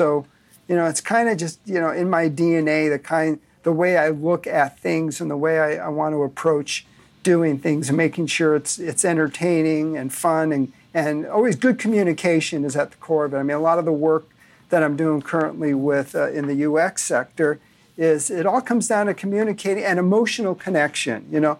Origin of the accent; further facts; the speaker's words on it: Burbank, California, United States; I was born in Burbank, California, in the shadow of the Disney Studios, and grew up watching, you know, Walt on Sunday night